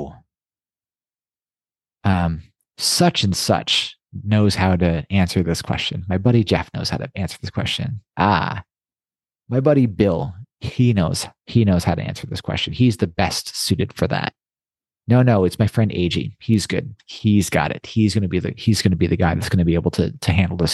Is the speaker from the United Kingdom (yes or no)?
no; Toronto, Ontario, Canada; When I was young, I grew up in Toronto